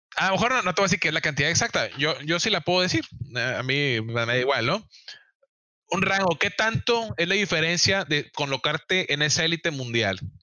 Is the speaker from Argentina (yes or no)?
no; Mexico; yo tuve la oportunidad de ir como único mexicano